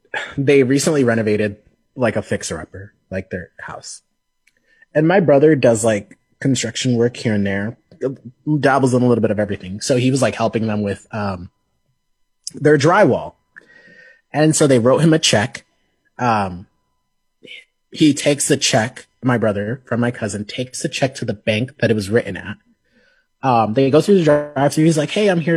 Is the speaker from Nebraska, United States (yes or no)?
yes; Lincoln, Nebraska, United States; also born or lived in Omaha / Sioux Falls; this place is where I grew up